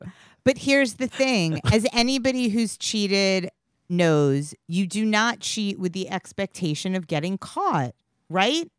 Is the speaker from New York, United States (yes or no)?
yes; New York City, New York, United States; I grew up in Queens and as a teenager, I used to force my poor immigrant Israeli mother to listen to him on the way to school